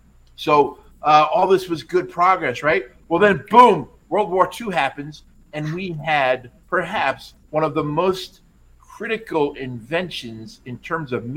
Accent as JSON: {"language": "English", "region": "New York", "country": "United States", "moved": "yes", "said": "I am originally from New York, and I used to commute on the Long Island Railroad"}